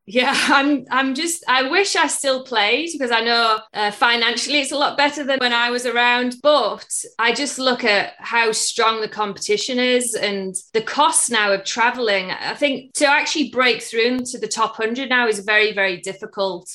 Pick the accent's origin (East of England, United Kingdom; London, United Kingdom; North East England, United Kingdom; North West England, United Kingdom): North East England, United Kingdom; Middlesbrough; moved away as an adult; also born or lived in United States; I'm originally from England in the northeast, a town called Middlesbrough